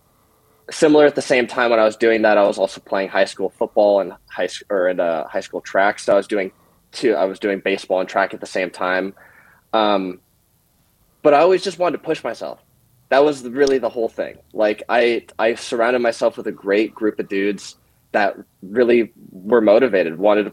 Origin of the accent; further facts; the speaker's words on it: Bainbridge Island, Washington, United States; I grew up in Washington, Bainbridge Islands